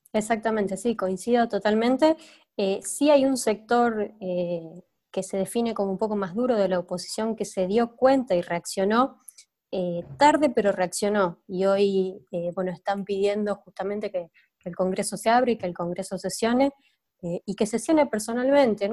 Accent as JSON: {"language": "Spanish", "country": "Argentina", "said": "somos Argentina"}